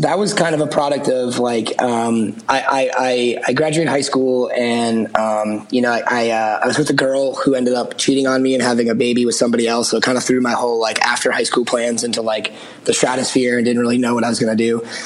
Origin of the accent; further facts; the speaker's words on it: outside of Boston, Massachusetts, United States; I grew up outside of Boston